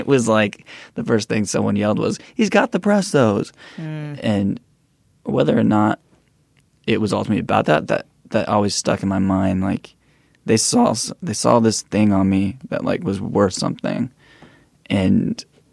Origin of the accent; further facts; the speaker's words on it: East Bay, Bay Area, California, United States; I grew up in the East Bay, the Bay Area